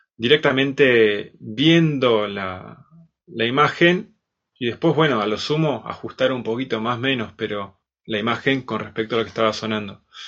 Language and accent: Spanish; Bariloche, Río Negro, Argentina; de Bariloche, nací acá. Y, bueno, también me empecé a, estudiar acá de pequeño, a los 5 años, música